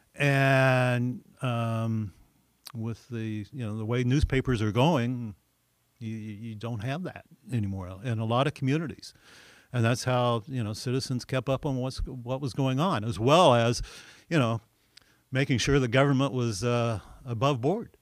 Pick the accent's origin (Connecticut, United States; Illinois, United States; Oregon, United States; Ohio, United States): Illinois, United States; Olney; I grew up in Alney, Illinois